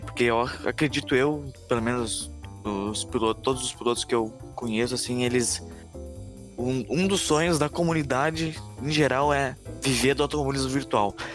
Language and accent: Portuguese; Canoas, Rio Grande do Sul, Brazil; eu sou residente de Canoas, aqui no Rio Grande do Sul.